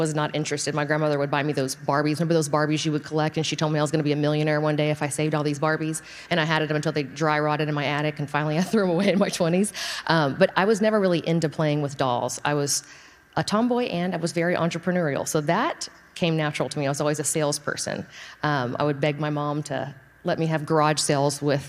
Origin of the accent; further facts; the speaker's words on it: Friendswood, Texas, United States; I'm from Friendswood, so south of here